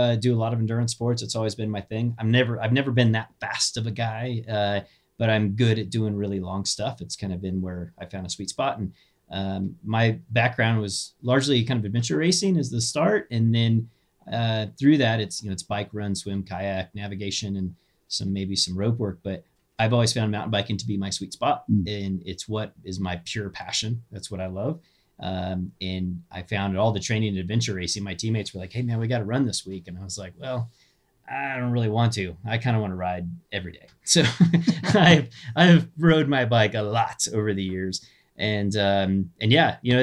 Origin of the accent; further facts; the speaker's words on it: Kansas, United States; moved away; Where I grew up in Kansas